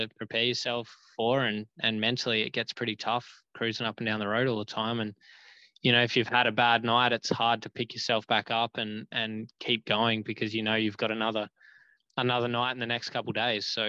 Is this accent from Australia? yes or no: yes; Australia; moved away as an adult; also born or lived in United States; growing up in Australia